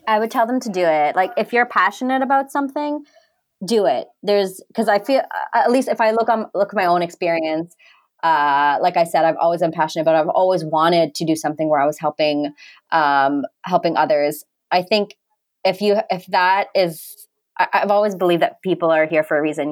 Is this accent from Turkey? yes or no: no; Canada; my background's actually Indian, but I've never I I didn't grow up in India. I grew up in Canada